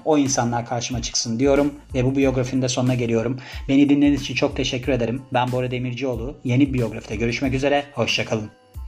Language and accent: Turkish; Turkey; born or raised there